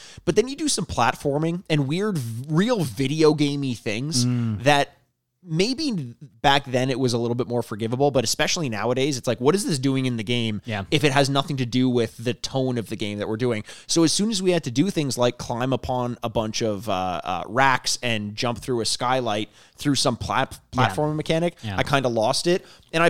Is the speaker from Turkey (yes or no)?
no; United Kingdom; I'm the British author of the podcast where I got paid per word.